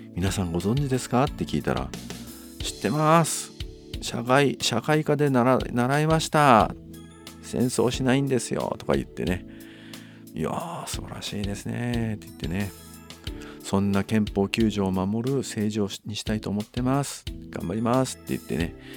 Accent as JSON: {"language": "Japanese", "town": "Nanto", "region": "Toyama", "country": "Japan", "tie": "born or raised there", "said": "私のその生まれた稲美町と旧稲美町"}